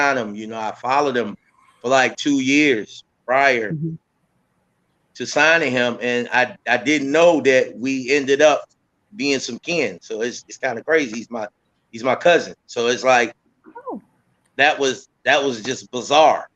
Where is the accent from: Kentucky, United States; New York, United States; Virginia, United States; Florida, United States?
Virginia, United States; Portsmouth; I'm from Portsmouth, Virginia.